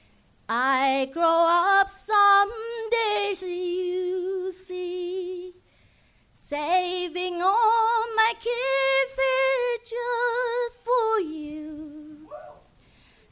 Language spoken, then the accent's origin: English; San Jose, California, United States; Little Saigon, San Jose